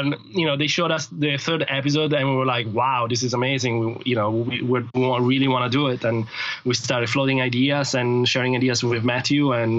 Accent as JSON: {"language": "English", "country": "Switzerland", "moved": "yes", "lives_now": "Los Angeles, United States", "said": "I'm from Switzerland"}